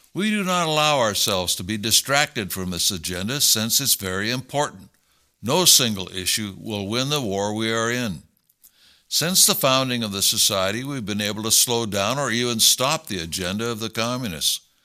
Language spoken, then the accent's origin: English; United States